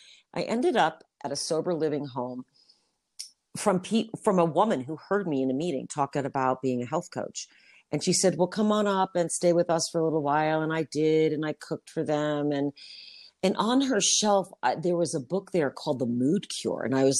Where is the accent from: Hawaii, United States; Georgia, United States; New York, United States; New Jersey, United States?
New York, United States; now in Utah, United States; I was already in Utah for a couple months. I came from New York.